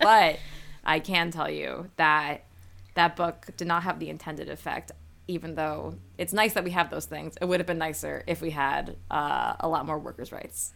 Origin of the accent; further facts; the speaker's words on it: New Haven, Connecticut, United States; I'm from the New Haven area